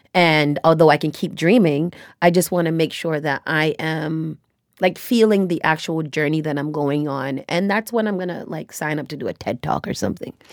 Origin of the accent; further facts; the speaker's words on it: United States; I was born and raised here in America